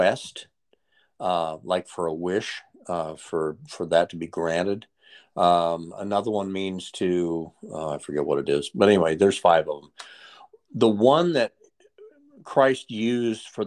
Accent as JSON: {"language": "English", "region": "Texas", "country": "United States", "said": "I'm from Texas"}